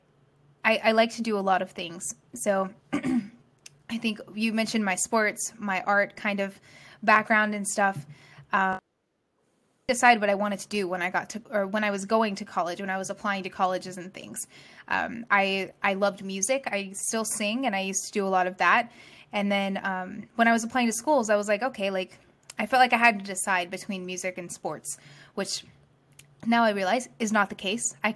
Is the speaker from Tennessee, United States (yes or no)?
no; Birmingham, Alabama, United States; moved away as an adult; also born or lived in New York City; born and raised in Birmingham, Alabama.